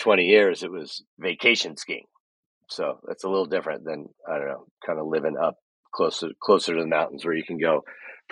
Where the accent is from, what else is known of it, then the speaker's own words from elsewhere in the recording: The Woodlands, Texas, United States; moved away as an adult; also born or lived in Vail, Colorado; now in Colorado, United States; I grew up in Texas. It was a small community north of Houston called the Woodlands